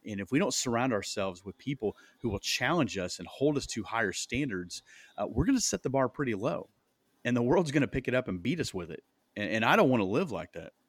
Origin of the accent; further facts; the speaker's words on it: Iowa, United States; moved away as an adult; now in Indianapolis, United States; we moved from Iowa. That's where we're at, originally from